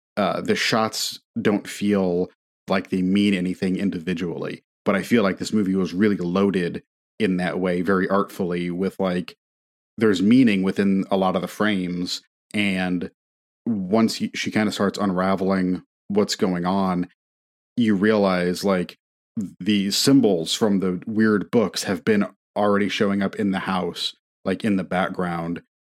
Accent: near Notre Dame, Indiana, United States; moved away as an adult; I grew up near Notre Dame and had Notre Dame propaganda shoved down my throat my whole life

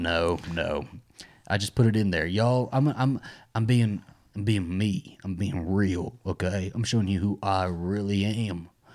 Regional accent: United States; I'm an American, a stupid American

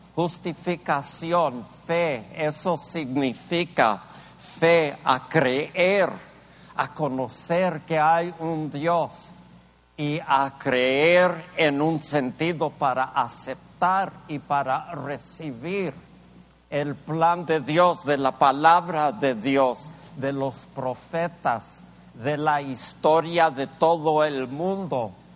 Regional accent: El Paso, Texas, United States; yo crecí, yo crecí en un, pueblito allí en El Paso

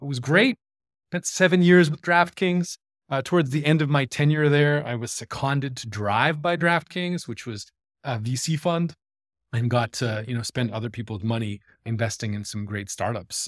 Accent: Toronto, Ontario, Canada; moved away as an adult; also born or lived in Vancouver, Canada / Stockholm, Sweden; now in Copenhagen, Denmark; I am a fellow Canadian. I grew up in Toronto

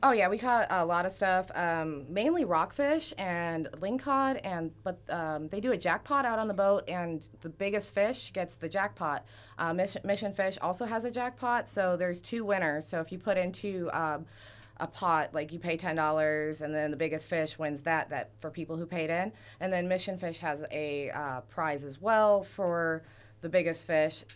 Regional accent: Fort Myers, Florida, United States; also born or lived in Wisconsin; now in Port Hueneme, United States; Originally, I'm from Fort Myers, Florida.

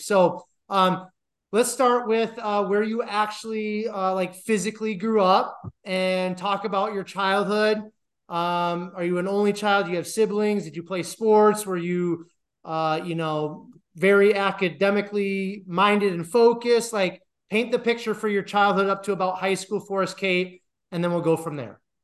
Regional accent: Iowa, United States; moved away as an adult; also born or lived in Colorado / Detroit / Denver; I'm from Iowa, and that's actually where I'm at right now

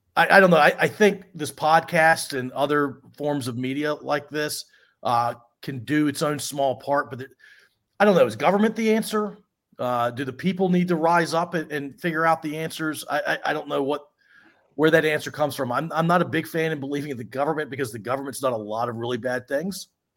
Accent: Washington metropolitan area, United States; I grew up in Commander territory. We called it the Redskins back in the day.

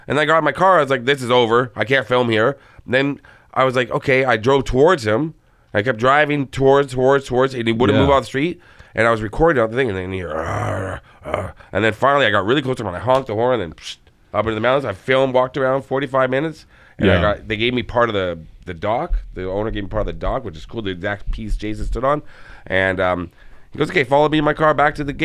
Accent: Toronto, Ontario, Canada; I'm from Toronto

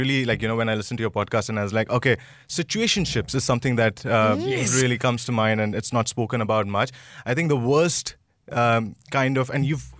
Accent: India; I'm an Indian

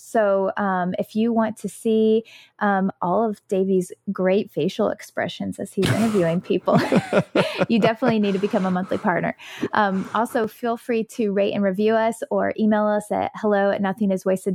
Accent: United States; growing up in the United States of America

